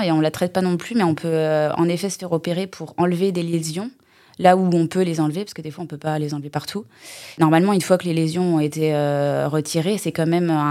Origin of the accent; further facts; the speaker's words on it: Rennes, Brittany, France; moved away as an adult; now in Les Sables-d'Olonne, France; je suis née à Rennes, donc rien à voir. Et j'ai commencé à faire des saisons en 2008 en Vendée. Et du coup, je me suis installée au sable en 2015